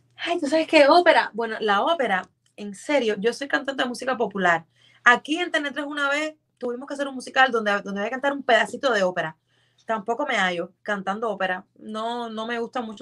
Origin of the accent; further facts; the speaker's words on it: Cuba; moved away as an adult; also born or lived in Mexico; now in Miami, United States; Yo salí de Cuba en el 2014